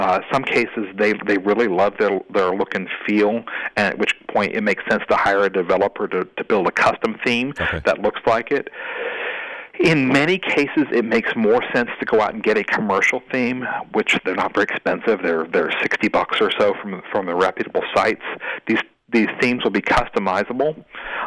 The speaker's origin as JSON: {"language": "English", "region": "Scotland", "country": "United Kingdom", "said": "I'm a Scottish boy."}